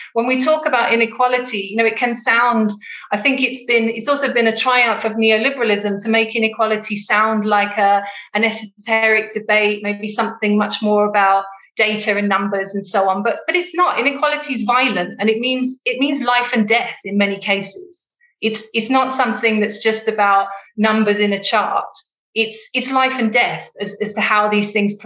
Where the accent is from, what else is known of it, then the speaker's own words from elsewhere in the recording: United Kingdom; now in Johannesburg, South Africa; I live in Johannesburg in South Africa, and although I'm British